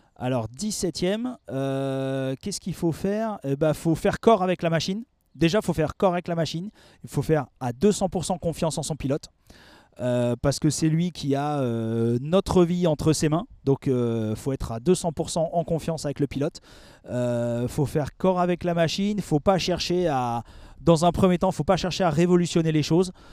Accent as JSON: {"language": "French", "area": "Alsace", "region": "Grand Est", "country": "France", "moved": "as an adult", "lives_now": "Paris region, France", "said": "j'ai quitté l'Alsace, dont je, suis originaire, pour m'installer euh, en région parisienne"}